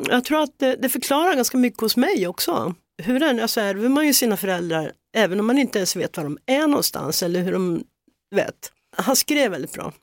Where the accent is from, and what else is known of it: Hälsingland, Gävleborg County, Sweden; born or raised there; moved away; also born or lived in Solna, Sweden